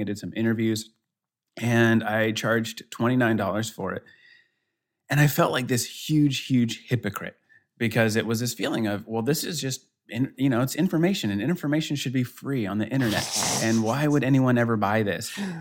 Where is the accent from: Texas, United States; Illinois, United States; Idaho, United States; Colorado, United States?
Colorado, United States; Denver; now in Kansas City, United States; I'm in Kansas City, uh, originally. I'm from Denver, so I'm kinda Colorado guy at heart